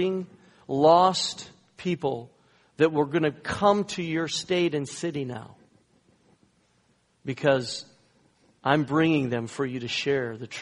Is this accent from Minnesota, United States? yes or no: yes; Minnesota, United States; moved away as an adult; also born or lived in US West Coast / US East Coast; I was raised in Minnesota. You might hear a little bit of that skosh and you betcha coming out of me a little bit once in a while